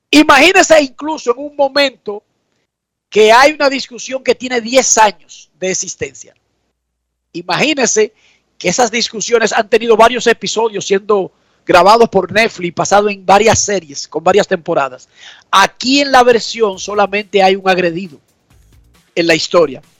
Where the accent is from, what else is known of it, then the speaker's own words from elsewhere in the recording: Hermosillo, Sonora, Mexico; a veces porque soy de Hermosillo